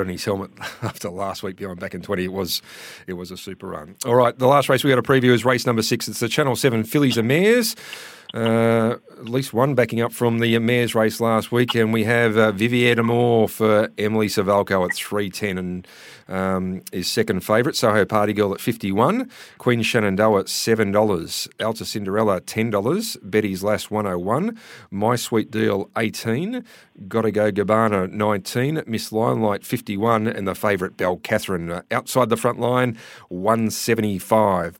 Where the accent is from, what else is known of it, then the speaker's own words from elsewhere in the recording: Newcastle, New South Wales, Australia; now in Western Australia, Australia; Newcastle, my hometown